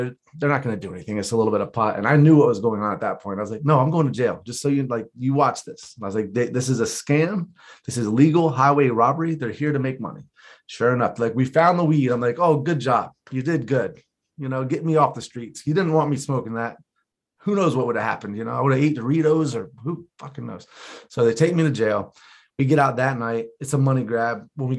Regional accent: Florida, United States; I'm Florida, yeah.

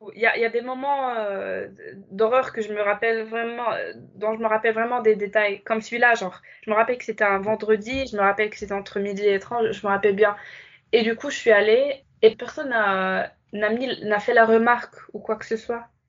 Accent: Casablanca, Casablanca-Settat, Morocco; moved away as an adult; also born or lived in Fes, Morocco; now in France; quand j'ai quitté Casa pour vivre à Fès

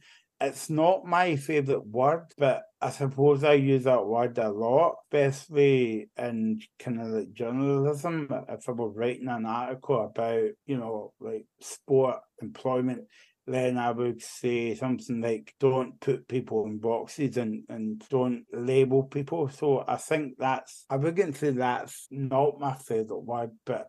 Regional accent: Barrhead, Scotland, United Kingdom; I'm actually from Barrhead, so that's like 20 minutes away from Glasgow. I've always been born and bred in Barrhead

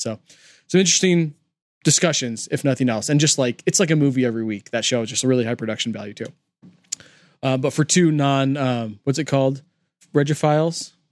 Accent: California, United States; also born or lived in Los Angeles, California (college); We grew up in California

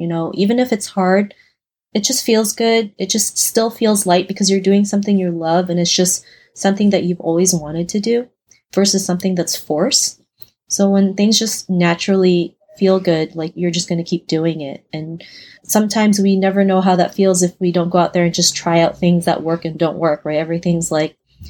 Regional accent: Toronto, Ontario, Canada; An Asian girl growing up in Toronto, Canada

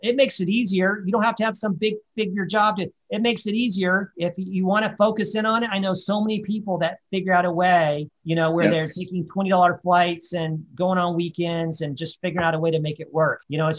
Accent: Colorado, United States; even though I was from Colorado, I've lived, you know, on the East Coast and in Texas and California.

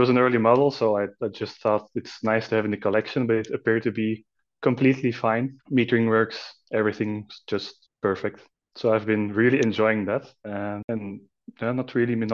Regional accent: Belgium; I'm from Belgium.

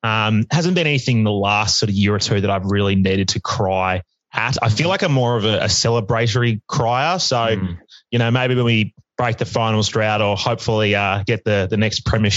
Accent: Melbourne, Victoria, Australia; I grew up in Hawthorn, funnily enough

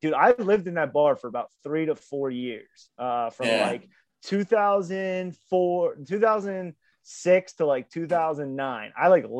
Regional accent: North Wales, Pennsylvania, United States; also born or lived in Norristown, Pennsylvania; now in Plymouth Meeting, United States; I live in Plymouth Meeting now. I grew up in North Wales, North Penn. Lived in Norristown on Halls Avenue down in the hood.

